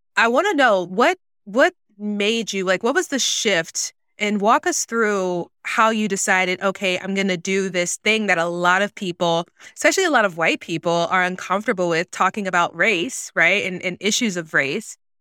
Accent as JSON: {"language": "English", "region": "the South", "country": "United States", "tie": "born or raised there", "said": "growing up in the South, Black woman"}